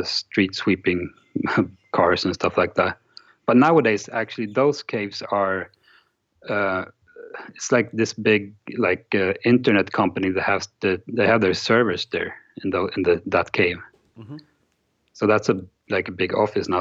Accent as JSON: {"language": "English", "town": "Stockholm", "region": "Stockholm County", "country": "Sweden", "tie": "born or raised there", "also_born_or_lived": "Gothenburg", "said": "I'm an hour from Stockholm, but I grew up in Stockholm."}